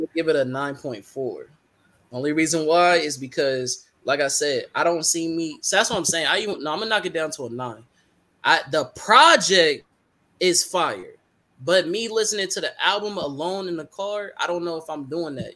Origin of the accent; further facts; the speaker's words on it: the Bay Area, California, United States; I'm also from the Bay. I'm not from LA.